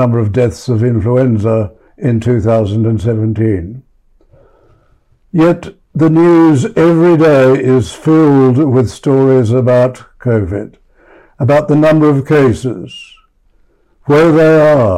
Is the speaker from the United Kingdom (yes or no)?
no; Australia